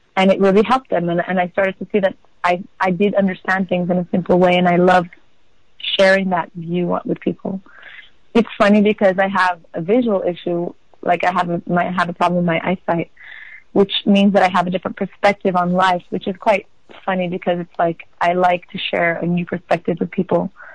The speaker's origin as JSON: {"language": "English", "country": "Portugal", "tie": "born or raised there", "also_born_or_lived": "Amsterdam", "said": "I was born in Amsterdam, and my mom is from South Africa, and my dad is from Israel. And I was brought up in Portugal"}